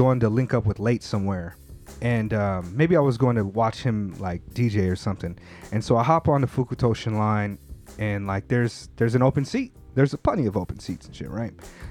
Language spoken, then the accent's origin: English; California, United States; I'm a Californian, and I'm not even a big.